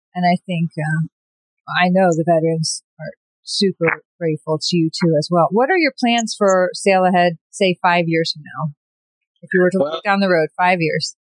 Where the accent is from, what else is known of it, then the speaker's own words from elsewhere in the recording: New York City, New York, United States; being New Yorker